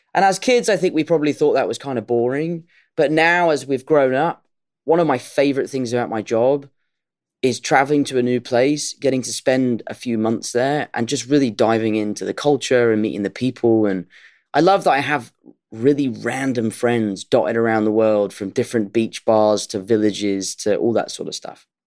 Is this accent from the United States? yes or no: no; United Kingdom; as a Brit